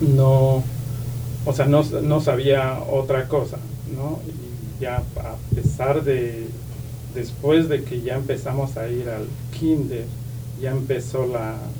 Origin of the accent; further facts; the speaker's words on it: Santo Domingo Tehuantepec, Oaxaca, Mexico; moved away; Soy de ah, Oaxaca, México, un pueblo que se llama ah, Tehuantepec, el istmo de Tehuantepec, de Oaxaca.